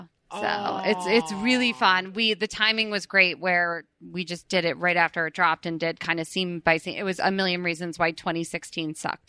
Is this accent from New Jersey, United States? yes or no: yes; New Jersey, United States; moved away as an adult; now in Los Angeles, United States; I live in LA now. I grew up in Jersey